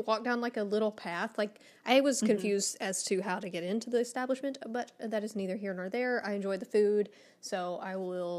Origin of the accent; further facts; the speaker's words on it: Texas, United States; coming from a Texan.